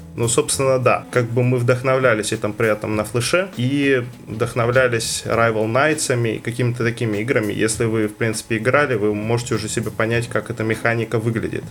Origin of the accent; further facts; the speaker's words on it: Karaganda, Karaganda Region, Kazakhstan; also born or lived in Saint Petersburg; из Казахстана, я ну, просто родился в Карганде